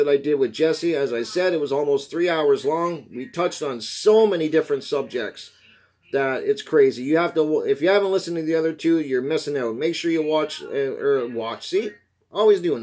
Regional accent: Canada; I'm Canadian

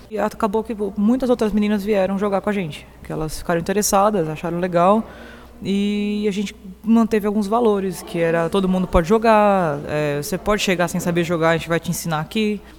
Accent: Ceará, Brazil; born there; Eu sou nascida no Ceará.

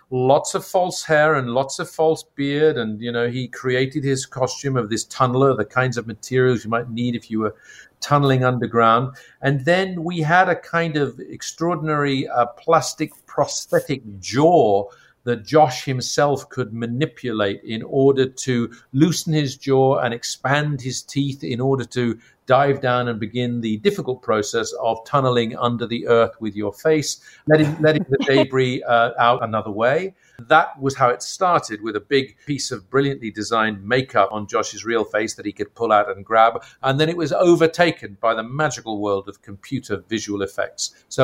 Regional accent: Ireland; because I come from Ireland where Artemis Fowl is set, to read and hear about this mythical place

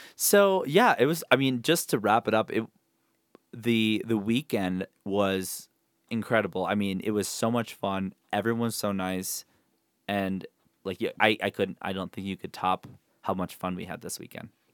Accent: Rochester, Minnesota, United States; moved away; my hometown, Rochester, Minnesota

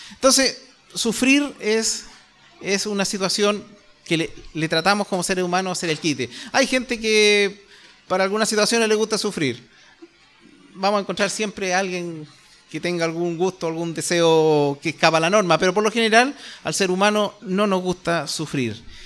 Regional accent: Chile; nosotros como chilenos

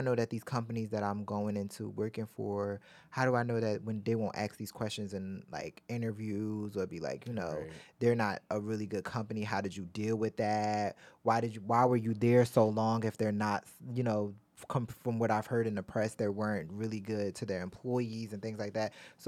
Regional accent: Baltimore, Maryland, United States; If Baltimore. Baltimore. Yeah. I'm from Baltimore.

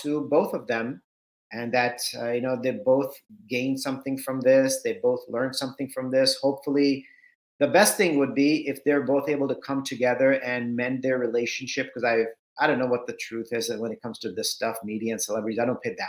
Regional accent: Southern California, United States; also born or lived in India; I grew up in Southern California. My parents had migrated from India to the US in 1980

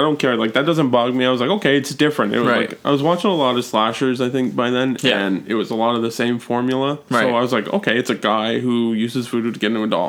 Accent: Toronto, Ontario, Canada; I was born in Toronto

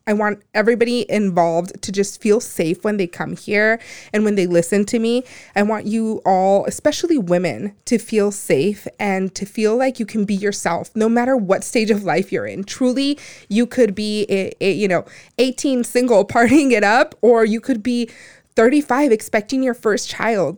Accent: Phoenix, Arizona, United States; also born or lived in Empalme, Sonora, Mexico / Guaymas, Sonora, Mexico; I was born in, in Palme Sonora, Guaymas, but I was raised here. I was raised in South Phoenix

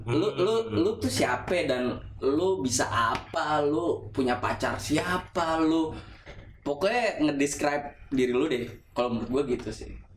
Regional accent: Bogor, West Java, Indonesia; gue dari Bogor

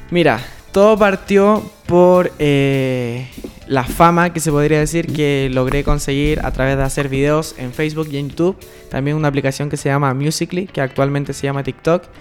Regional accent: Chile

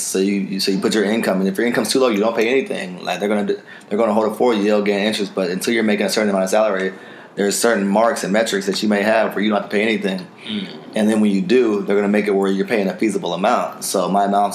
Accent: Houston, Texas, United States; I'm from Acres Homes area

